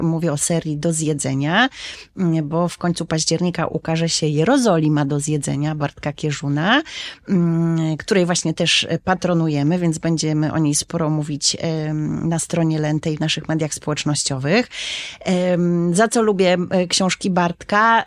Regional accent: Warsaw, Masovian Voivodeship, Poland; moją małą ojczyzną jest warszawski Żoliborz

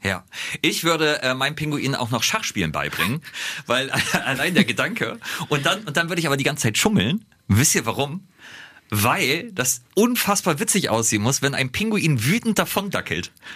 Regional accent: Bremerhaven, Bremen, Germany; Ich komme ja aus Bremerhaven

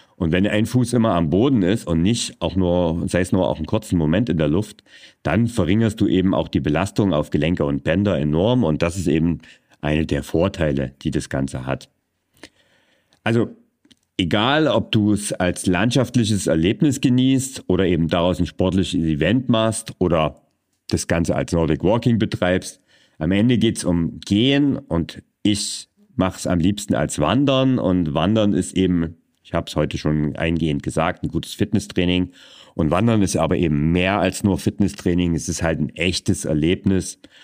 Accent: Vogtland, Germany; meine Heimat zum Beispiel, das ist das Vogtland und das angrenzende Erzgebirge

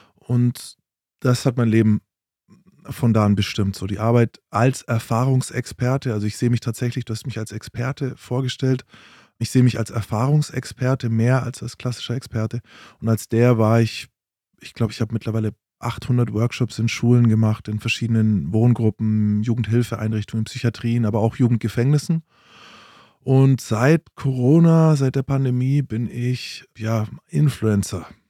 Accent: Bavaria, Germany; Ich bin in, in Bayern aufgewachsen

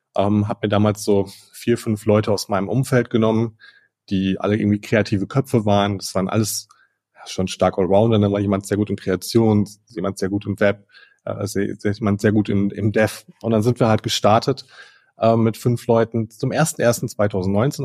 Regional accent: Ruhr area, North Rhine-Westphalia, Germany; ich bin ein Kind des Ruhrgebiets

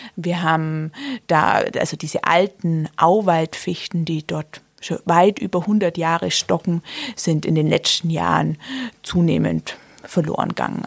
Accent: southern Günzburg district, Bavaria, Germany; moved away as an adult; now in Augsburg, Germany; genau dazwischen, zwischen Augsburg und Ulm, südlicher Landkreis Günzburg

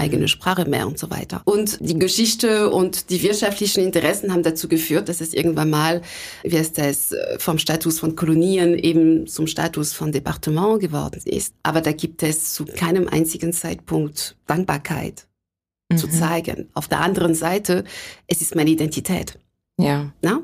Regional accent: Sarcelles, Île-de-France, France; German is a second language; moved away as an adult; also born or lived in Lake Constance, Germany; now in Hamburg, Germany; geboren und aufgewachsen bin ich in der Nähe von Paris, weil meine Eltern sich da kennengelernt haben

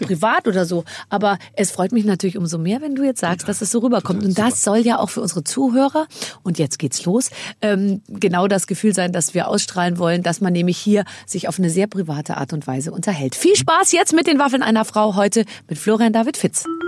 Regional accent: Munich, Bavaria, Germany; ich bin ja auch aus München

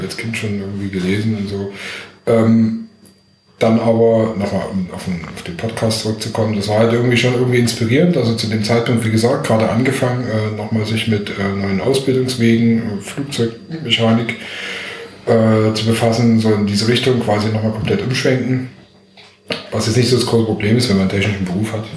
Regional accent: Dresden, Saxony, Germany; now in Berlin, Germany; ich komme aus Dresden, hört man wahrscheinlich auch noch

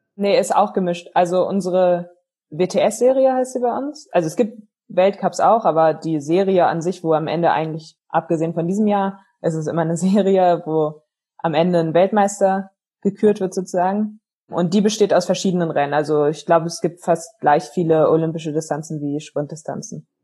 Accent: Berlin, Germany; also born or lived in Potsdam; Also ich bin in Berlin groß geworden

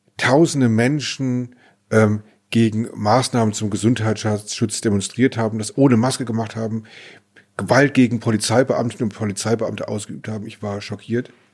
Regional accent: near Heidelberg, Baden-Württemberg, Germany; Ich komme aus der Nähe von Heidelberg

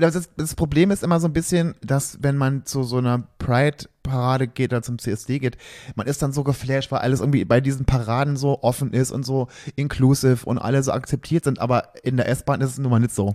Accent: Germany; bei uns in Deutschland

